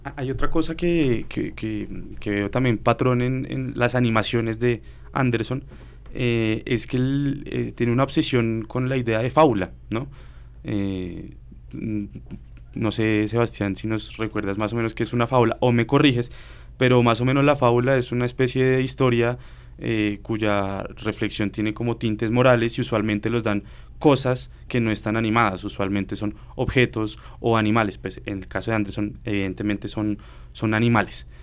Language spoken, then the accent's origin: Spanish; Colombia; nosotros como colombianos